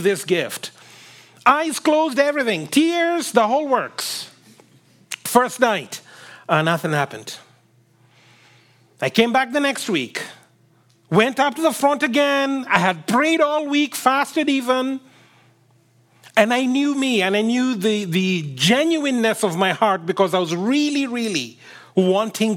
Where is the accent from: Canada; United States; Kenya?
Kenya; I come from Kenya, and where I come from, people like being said hi